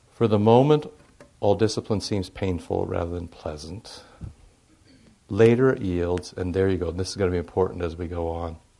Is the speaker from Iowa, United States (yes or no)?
yes; Iowa, United States; moved away as an adult; also born or lived in St. Louis; how impoverished I am growing up in Iowa